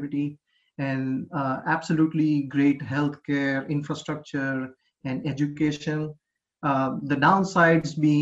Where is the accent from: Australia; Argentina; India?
India; moved away as an adult; now in Florida, United States; I was born and brought up in India, and I moved to the US in 2013, and I have been living in Florida since then